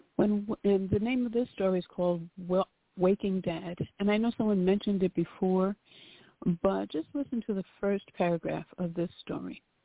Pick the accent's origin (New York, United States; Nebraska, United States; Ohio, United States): New York, United States; moved away; We we're originally from New York